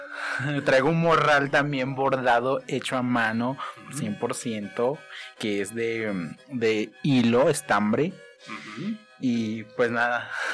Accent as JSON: {"language": "Spanish", "town": "Mezquitic", "region": "Jalisco", "country": "Mexico", "moved": "as an adult", "lives_now": "Guadalajara, Mexico", "said": "somos de la comunidad Nueva Colonia, municipio de Mezquitic, Jalisco"}